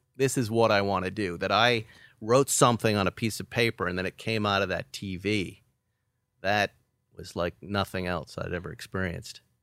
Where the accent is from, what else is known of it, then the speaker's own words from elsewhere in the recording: West Bridgewater, Massachusetts, United States; moved away as an adult; also born or lived in Boston; West Bridgewater, Massachusetts